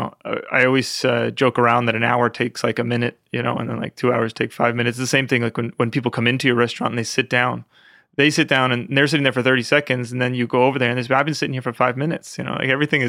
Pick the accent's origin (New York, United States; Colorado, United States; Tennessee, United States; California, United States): New York, United States; Westchester County. It was very nice. I grew up with my grandmother from Italy, so she really taught me a lot.